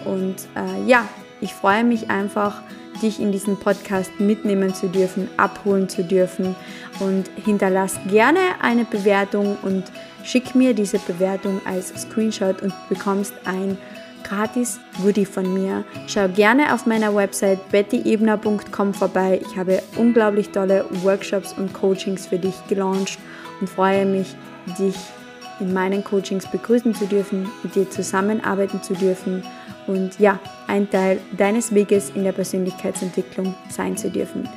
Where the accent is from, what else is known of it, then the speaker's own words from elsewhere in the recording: Carinthia, Austria; accent: Carinthian dialect; Ich komme aus dem wunderschönen Kärnten in Österreich. Das ist auch der Grund, warum du in den ersten Folgen ein bisschen noch meinen Dialekt hörst.